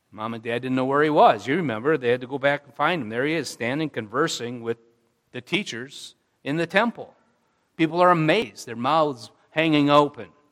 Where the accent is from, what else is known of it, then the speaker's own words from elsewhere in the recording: Jackson, Wisconsin, United States; I grew up in Jackson, Wisconsin.